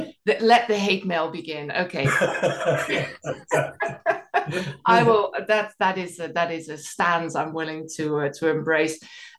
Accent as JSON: {"language": "English", "country": "Netherlands", "tie": "born or raised there", "moved": "yes", "said": "I grew up in the Netherlands"}